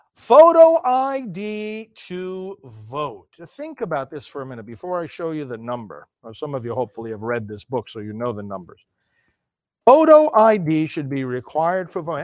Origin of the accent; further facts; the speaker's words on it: United States; I'm an American citizen